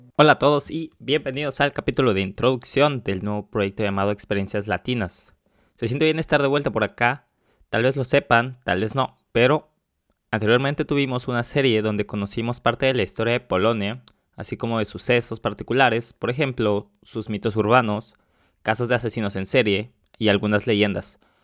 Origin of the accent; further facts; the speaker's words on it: Mexico; moved away as an adult; now in Warsaw, Poland; yo soy de México, vivo en Varsovia